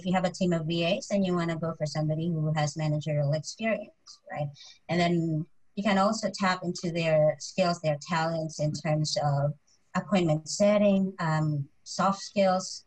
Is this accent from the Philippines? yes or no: yes; Philippines; as a Filipino